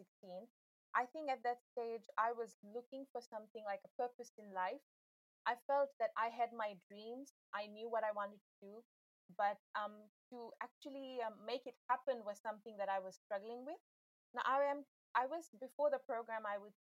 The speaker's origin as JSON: {"language": "English", "country": "Fiji", "said": "I'm from Fiji. I live in the capital city, Suva. I am of Indian descent"}